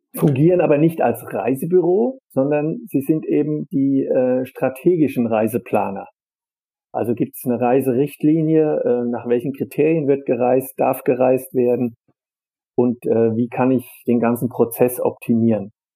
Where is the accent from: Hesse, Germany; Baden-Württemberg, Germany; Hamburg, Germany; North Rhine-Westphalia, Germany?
Hesse, Germany; Darmstadt; Ich komme so. ja aus Darmstadt, bin auch in Darmstadt geboren, also ja. äh, ein echter Heiner, wie wir in Darmstadt sagen.